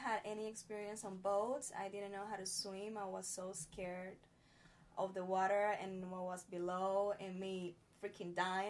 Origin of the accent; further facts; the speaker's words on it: Dominican Republic; English is a second language; Dominican Republic, yeah.